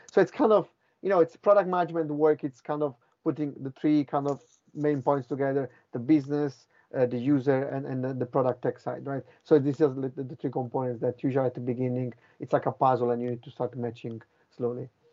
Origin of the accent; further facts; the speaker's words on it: Italy; moved away as an adult; also born or lived in Finland / Boston / London; I'm from Italy